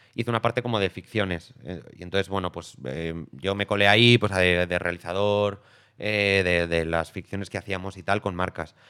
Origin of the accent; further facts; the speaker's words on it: Aragon, Spain; now in Madrid, Spain; aragonés expatriado en Madrid